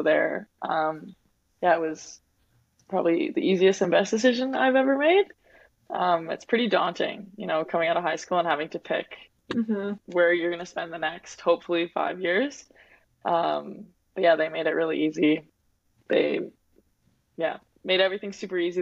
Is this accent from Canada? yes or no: yes; Winnipeg, Manitoba, Canada; moved away as an adult; also born or lived in Saskatoon, Saskatchewan; I'm from Winnipeg.